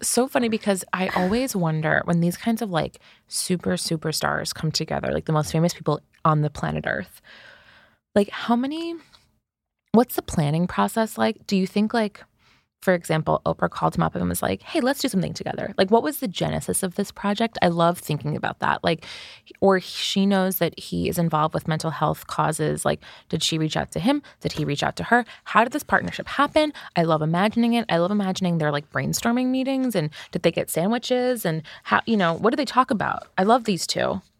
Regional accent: United States; as Americans

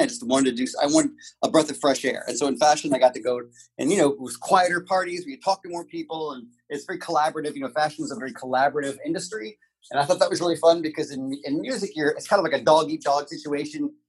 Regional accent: New Orleans, Louisiana, United States; moved away as an adult; also born or lived in Los Angeles; I'm from New Orleans. I'm from the South, so I'm from that neck of the woods

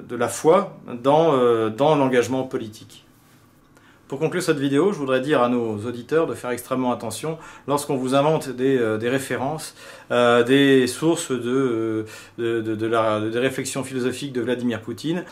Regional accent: France; en tant que Français

